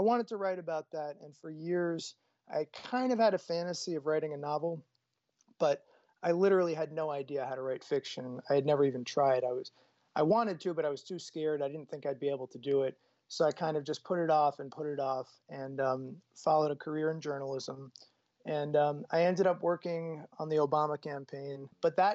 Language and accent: English; Boston, Massachusetts, United States; I grew up in Boston, Massachusetts, in a neighborhood called Jamaica Plain